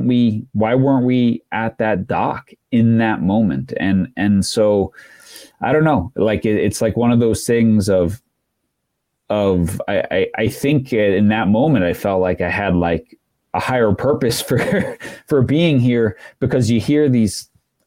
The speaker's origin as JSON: {"language": "English", "area": "Long Island", "region": "New York", "country": "United States", "tie": "born or raised there", "said": "I grew up in New York on Long Island and right on the water"}